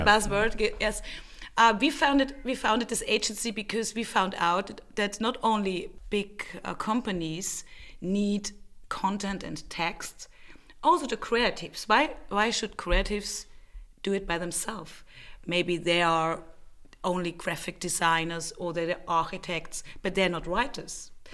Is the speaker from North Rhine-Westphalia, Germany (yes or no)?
no; Bavaria, Germany; moved away as an adult; also born or lived in Prague, Czech Republic / Berlin, Germany; now in Vienna, Austria; I grew up in Germany, in Bavaria, not far away from Vienna